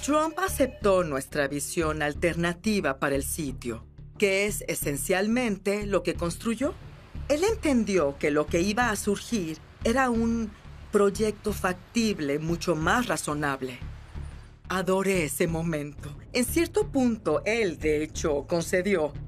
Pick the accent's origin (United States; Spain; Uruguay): United States; New York City, New York; Soy neoyorquina por completo, nacida y criada